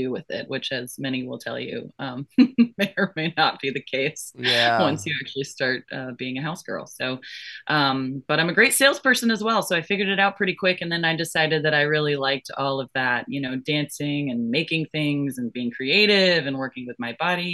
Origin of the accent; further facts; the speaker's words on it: Florida, United States; also born or lived in Georgia / Orlando, Florida; I was born in Florida and I grew up in Florida and Georgia.